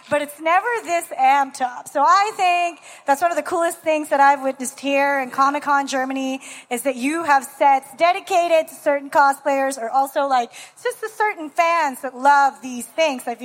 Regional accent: Canada; you were talking about the set play because I'm from Canada.

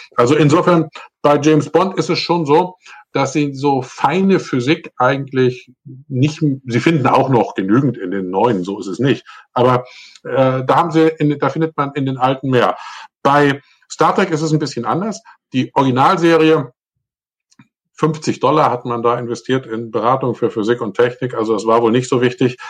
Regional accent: Northern Germany, Germany; moin, moin, sagt man da, wo ich herkomme, nämlich eigentlich aus Norddeutschland

